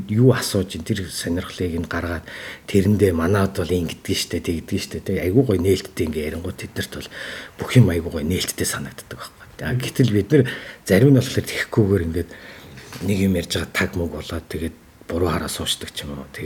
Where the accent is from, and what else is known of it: Mongolia; moved away